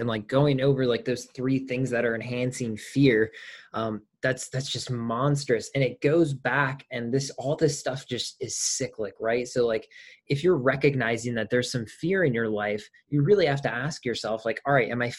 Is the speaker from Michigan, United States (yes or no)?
yes; Michigan, United States; I'm from Michigan.